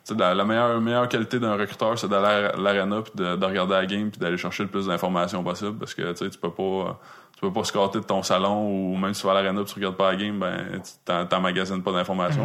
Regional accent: Quebec, Canada; je venais du Québec

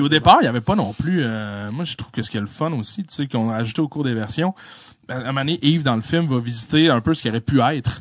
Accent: La Malbaie region, Quebec, Canada; moved away; la région de ce que où est-ce que je venais

